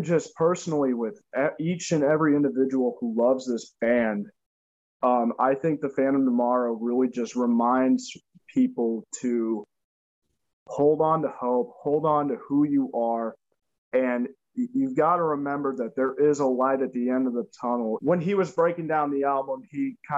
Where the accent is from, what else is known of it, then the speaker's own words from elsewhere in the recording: St. Louis, Missouri, United States; we are from St. Louis, Missouri. So we're in a little town called Oakville.